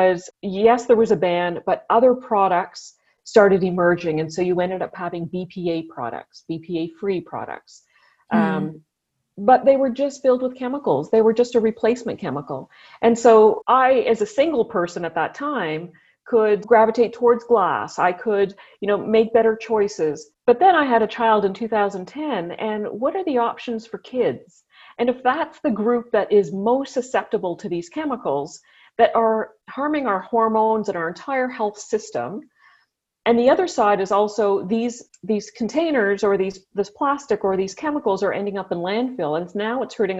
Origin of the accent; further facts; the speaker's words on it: Ottawa, Ontario, Canada; I grew up here in Ottawa